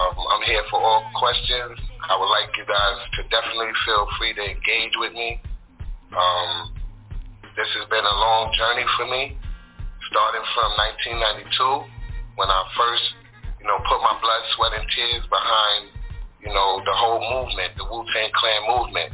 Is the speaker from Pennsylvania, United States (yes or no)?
no; New York City, New York, United States; also born or lived in Harlem, New York / Brooklyn / Staten Island; I'm from Queens. That's where I was raised since like 10 years old